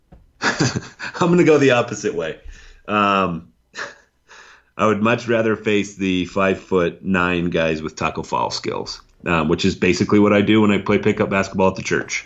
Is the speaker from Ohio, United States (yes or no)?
no; Wyoming, United States; I'm from Wyoming